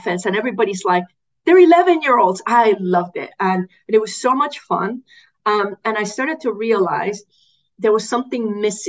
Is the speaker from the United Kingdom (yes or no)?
no; Puerto Rico; I grew up in Puerto Rico.